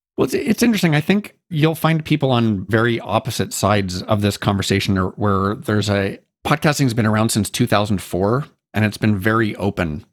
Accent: Canada; So I'm Canadian.

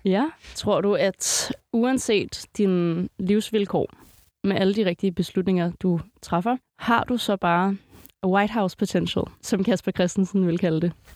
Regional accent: Greve, Zealand, Denmark; Jeg er, øh, jeg er vokset op ved, øh, lige ved Moset Fort

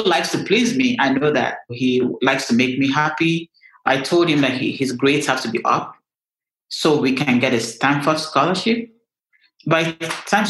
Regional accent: Nigeria; me being Nigerian

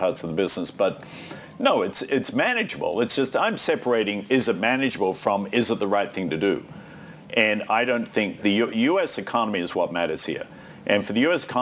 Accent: Australia; moved away; I'm Australian

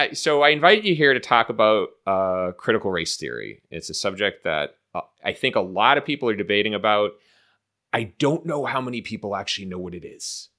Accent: Boston, Massachusetts, United States; moved away as an adult; also born or lived in Chicago; growing up in Boston, I grew up in, I mean, Boston is a fair, at least at the time when I was growing up, was a fairly segregated city

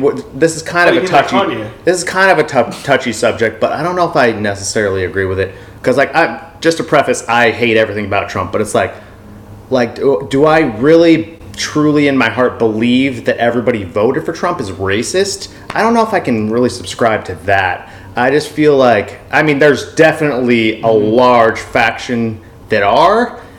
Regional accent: England, United Kingdom; now in United States; I'm from England. Like, these are the natural settlers.

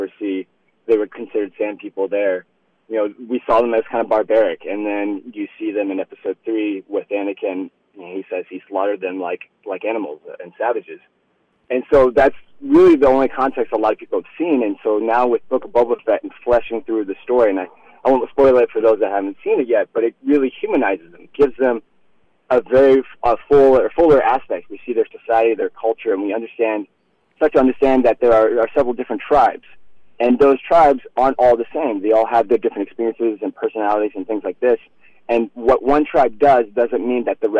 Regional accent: Iowa, United States; I grew up in Iowa, and I grew up on an exotic farm

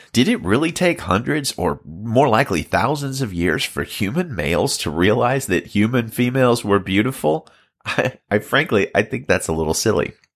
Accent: Alabama, United States; now in Salinas, United States; I'm from Alabama originally, but I pastor Valley Baptist Church in Salinas, California

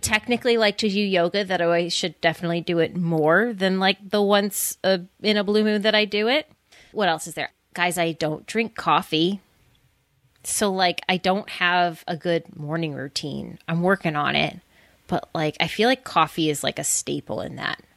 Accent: Scranton, Pennsylvania, United States; moved away; also born or lived in Bucks County, Pennsylvania; I am originally from Scranton, Pennsylvania

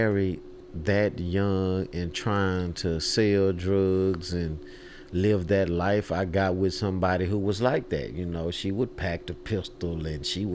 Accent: Houston, Texas, United States; I grew up in a neighborhood called Trinity Garden

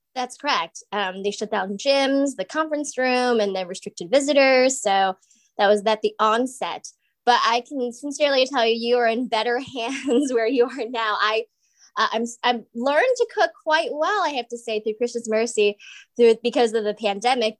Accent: New Jersey, United States; now in New York, United States; I'm also from New Jersey

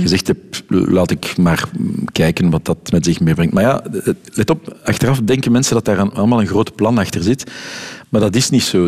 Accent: Brussels, Brussels-Capital Region, Belgium; accent: Brusselse R; first language Dutch; Je hoort mijn Brusselse R daar, eh, af en toe nog eens goed tussen

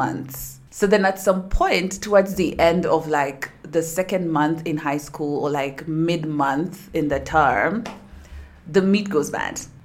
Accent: Nairobi, Kenya; I'm from Nairobi, Kenya

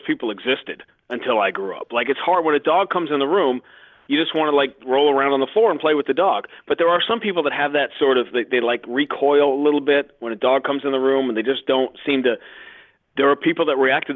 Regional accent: New York, United States; moved away as an adult; now in Boston, United States; I grew up in Greenwich Village

